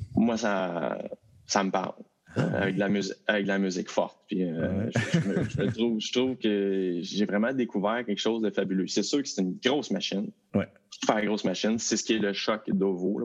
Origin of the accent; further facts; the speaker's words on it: Val-d'Or, Quebec, Canada; moved away; je suis parti de Val d'Or